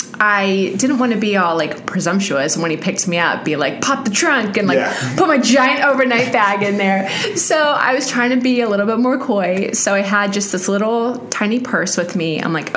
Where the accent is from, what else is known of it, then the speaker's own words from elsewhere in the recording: New Zealand; now in Pittsburgh, United States; New Zealand.